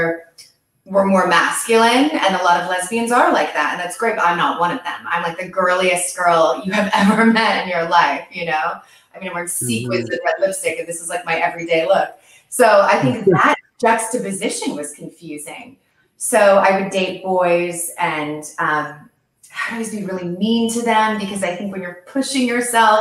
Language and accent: English; Westport, Connecticut, United States; I grew up in Westport, Connecticut